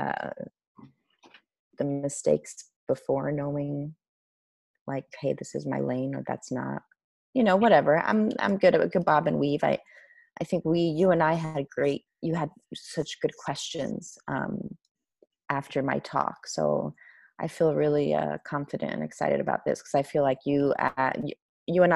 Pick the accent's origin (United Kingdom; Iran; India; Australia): Iran; moved away; growing up in Iran during an Islamic revolution